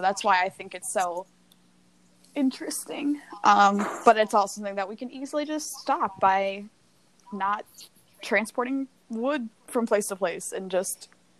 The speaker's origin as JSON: {"language": "English", "region": "Minnesota", "country": "United States", "tie": "born or raised there", "said": "Well, in my hometown, in way up there in the north in Minnesota, you betcha."}